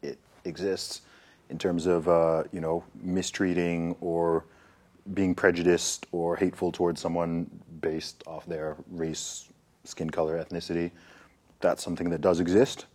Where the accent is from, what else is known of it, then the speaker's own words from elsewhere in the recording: England, United Kingdom; also born or lived in Saudi Arabia / Nigeria; I grew up in England. Like I spent my formative years in England